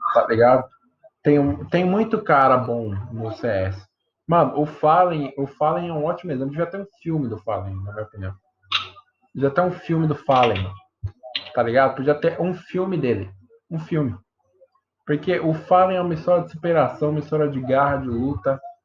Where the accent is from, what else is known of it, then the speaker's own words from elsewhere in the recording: Brazil; A gente é brasileiro